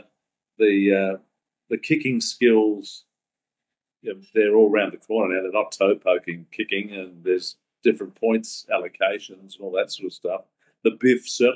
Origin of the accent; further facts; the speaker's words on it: Brisbane, Queensland, Australia; I grew up in the West catchment area